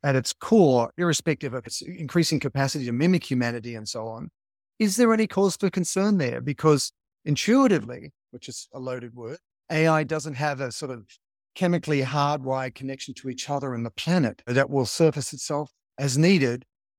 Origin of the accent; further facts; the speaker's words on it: United States; As an American citizen, it's as American as apple pie.